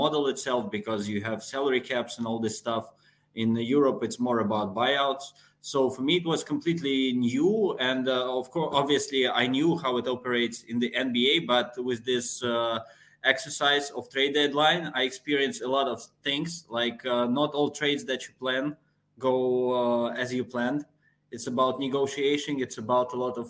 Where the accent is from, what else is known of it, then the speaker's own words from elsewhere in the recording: Moscow, Russia; I'm from Moscow, Russia.